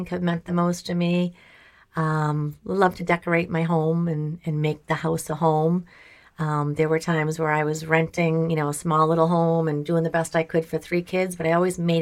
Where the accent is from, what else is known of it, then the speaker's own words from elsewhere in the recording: Walpole, United States; we're all from Walpole High School